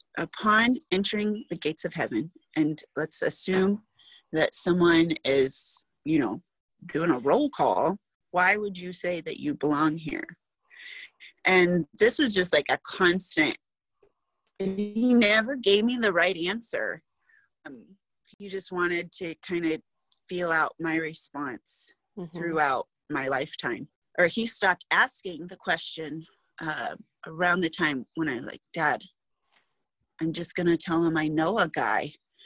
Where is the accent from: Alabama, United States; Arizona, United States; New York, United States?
Arizona, United States; Fort Huachuca; born there; I knew I was born in Arizona, Fort Huachuca